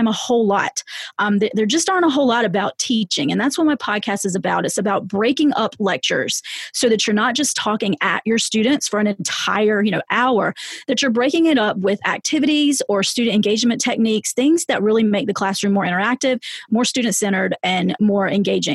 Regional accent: the South, United States; I'm from the South

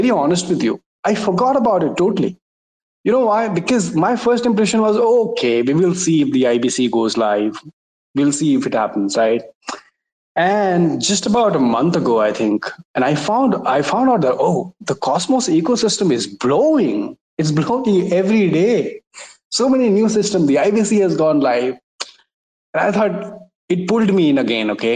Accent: India; I'm from India.

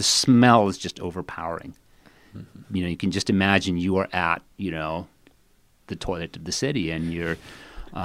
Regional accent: India; I grew up in India, and I lived for essentially all of my childhood in the foothills of the Himalayan mountains.

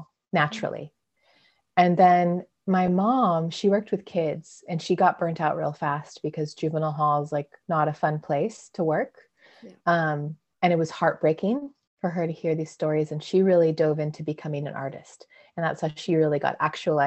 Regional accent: Clovis, California, United States; also born or lived in San Diego, California / Utah / Colorado; now in Redding, United States; I was born and raised in California, in the middle of California, in a very small town, a farming town called Clovis. So I grew up there

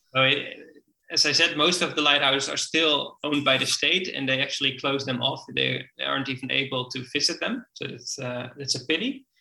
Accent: Friesland, Netherlands; I grew up in Friesland. It's a uh, it's a province in the north with a lot mm-hmm. of water.

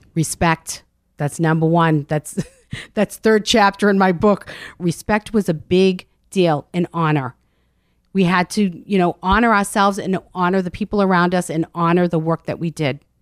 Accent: Medford, Massachusetts, United States; Medford, Massachusetts, just north of Boston. I grew up in a very Italian neighborhood

